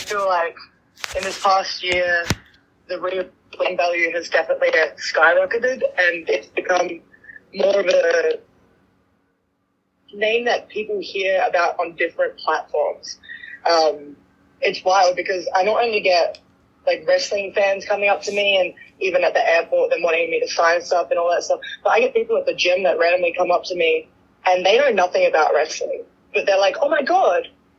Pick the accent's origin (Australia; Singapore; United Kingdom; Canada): Australia; now in United States; I was 20 years old. I was just a baby. I moved over here from Australia, the other side of the world, and I was all alone.